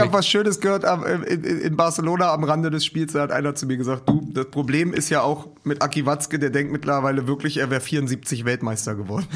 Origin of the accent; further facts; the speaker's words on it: Berlin, Germany; als Berliner und als Hertha-Fan